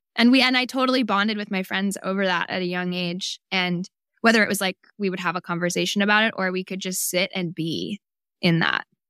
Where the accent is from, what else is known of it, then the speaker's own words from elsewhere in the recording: Bay Area, California, United States; also born or lived in Brooklyn, New York; I was actually born in New York, but I grew up in the Bay Area in California.